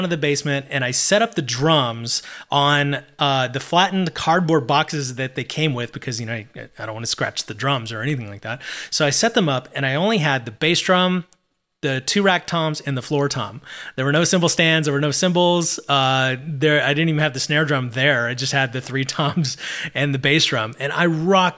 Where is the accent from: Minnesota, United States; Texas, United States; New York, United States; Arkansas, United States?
Texas, United States; Abilene; my hometown of Abilene